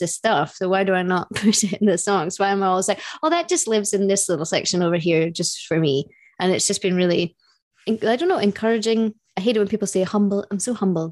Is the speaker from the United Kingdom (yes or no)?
yes; United Kingdom; we're British